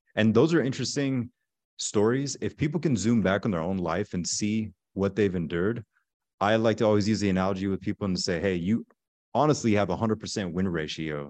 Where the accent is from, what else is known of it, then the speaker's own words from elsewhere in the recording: Pensacola, Florida, United States; also born or lived in Germany; I'm originally from Pensacola, Florida. So, the panhandle in Florida. As a child, we grew up in Germany for a couple years because my dad was Army and my mother is German.